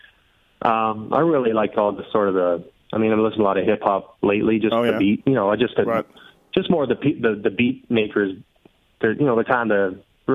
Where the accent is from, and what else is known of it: Seaforth, Ontario, Canada; born or raised there; now in Kitchener-Waterloo, Canada